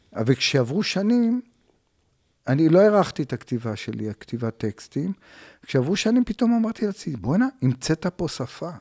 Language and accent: Hebrew; Tel Aviv, Tel Aviv District, Israel; also born or lived in Bavli, north Tel Aviv; נולדתי בדרום תל אביב, בשכונה כזאת, בקריית שלום, דרומי, הייתי כזה דרומי, ומשם עברתי לבבלי צפוני